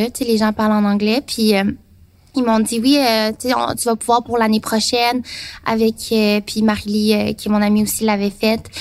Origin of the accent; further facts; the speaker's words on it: Taiwan; Puis dans mon cas, moi, je viens de Taïwan, qui fait partie de la Chine.